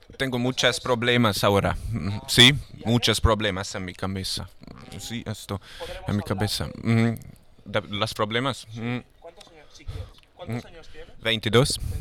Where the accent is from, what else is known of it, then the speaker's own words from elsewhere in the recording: Hungary; Spanish is a second language; moved away as an adult; now in Barcelona, Spain; en mi país, Hungría